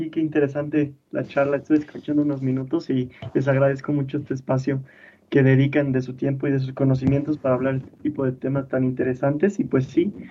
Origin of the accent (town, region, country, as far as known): Mexico